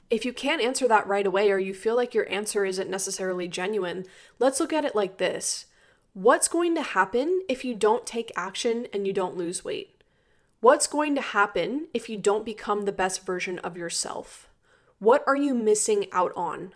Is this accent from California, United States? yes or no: no; Maryland, United States; also born or lived in Florida; I'm from Maryland and I went to school in Florida